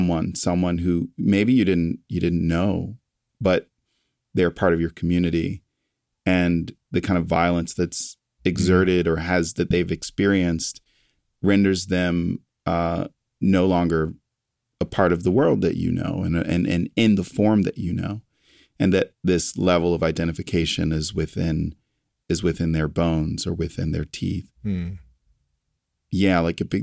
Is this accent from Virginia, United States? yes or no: yes; Lynchburg, Virginia, United States; I was born in Lynchburg, Virginia.